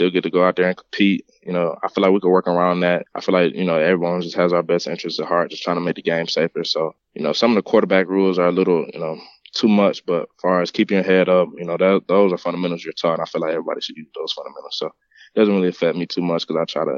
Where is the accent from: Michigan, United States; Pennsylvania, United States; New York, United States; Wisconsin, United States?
Michigan, United States; Detroit; I grew up in Detroit, Michigan.